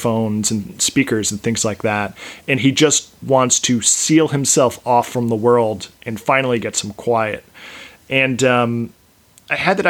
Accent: East Coast, United States; moved away as an adult; now in West Coast, United States; I live on the West Coast, but I was raised on the East Coast.

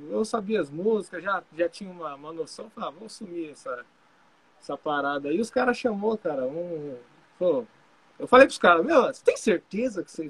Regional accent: Poá, São Paulo, Brazil; Eu sou de Poá, cidade de Poá, né?

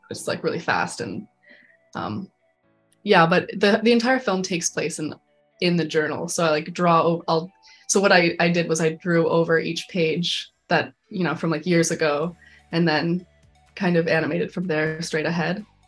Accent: Calgary, Alberta, Canada; moved away as an adult; now in Vancouver, Canada; I'm from Calgary, Alberta

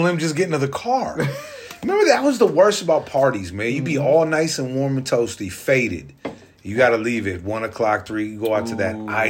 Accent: the South, United States; moved away; I'm from the South. I continue to hide in the warmth.

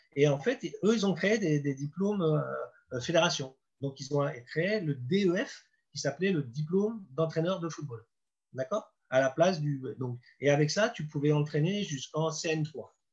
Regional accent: Deauville, Normandy, France; now in Nancy, France; j'étais chez moi à Deauville avec mes potes

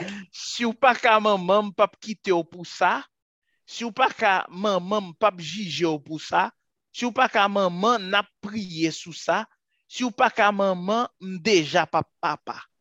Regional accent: Haiti; eu sou haitiano

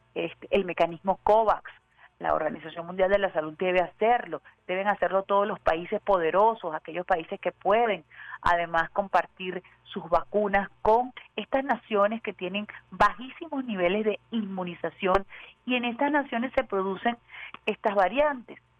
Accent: Venezuela

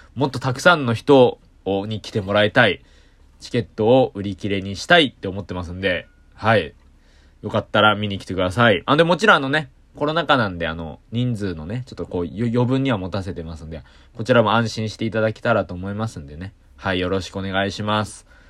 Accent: Kanagawa, Japan; 僕ね、あの、神奈川出身なんですけど

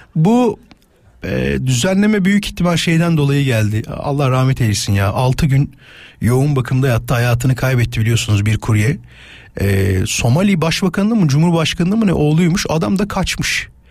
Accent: İzmit, Kocaeli, Turkey; moved away; Mustafa'nın torunu olarak tanıyorlar memleketimde. Yani İzmit'te Yarımca

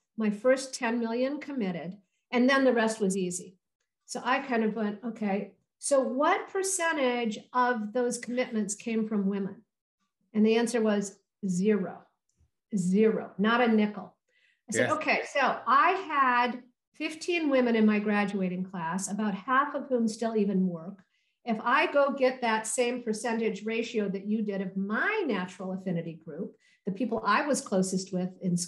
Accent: Holland, Michigan, United States; I grew up in Michigan in a small town

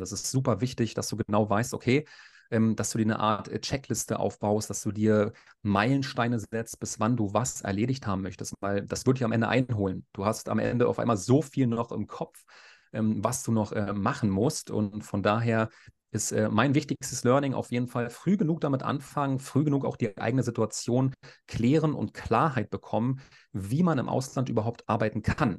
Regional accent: Berlin, Germany; moved away as an adult; now in Gran Canaria, Spain; ich bin 34 Jahre alt, ich komme aus Berlin

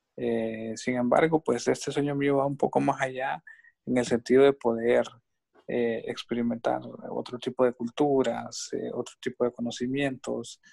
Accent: Honduras; a mí me gusta mi país y, y soy, somos catrachos hondureños de corazón

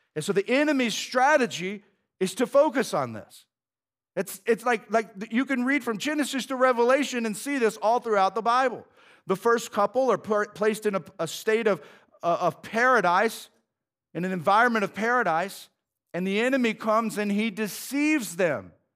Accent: United States; I'm an American

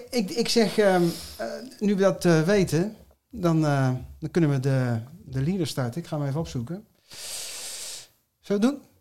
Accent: Utrecht, Netherlands; also born or lived in Nijmegen; ik eh, ben geboren in Nijmegen in mijn jeugd in Utrecht en omgeving terechtgekomen.

